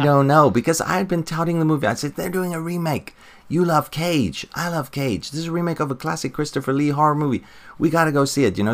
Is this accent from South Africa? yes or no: yes; South Africa; growing up in South Africa